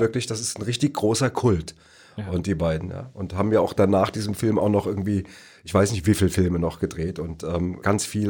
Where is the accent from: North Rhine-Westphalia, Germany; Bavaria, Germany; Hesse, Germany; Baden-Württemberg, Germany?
Hesse, Germany; Neu-Isenburg; das Astoria Kino in Neu-Isenburg, äh, wo ich groß geworden bin